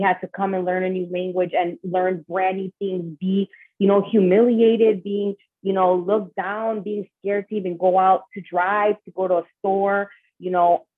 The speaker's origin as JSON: {"language": "English", "town": "Chicago", "region": "Illinois", "country": "United States", "tie": "born or raised there", "moved": "as an adult", "lives_now": "Los Angeles, United States", "said": "I am born and raised in Chicago, Illinois, de padres Latinos"}